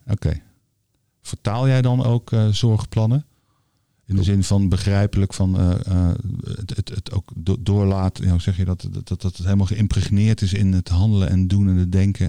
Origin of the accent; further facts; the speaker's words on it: The Hague, South Holland, Netherlands; Als Hagenees ga ik het nu proberen